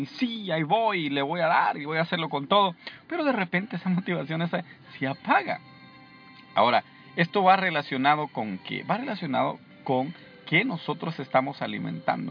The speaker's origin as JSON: {"language": "Spanish", "country": "El Salvador", "moved": "yes", "said": "en mi país, en El Salvador"}